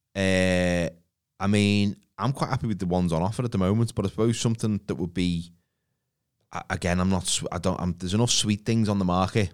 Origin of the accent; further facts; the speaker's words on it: Liverpool, North West England, United Kingdom; accent: Scouse; my Scouse accent isn't particularly thick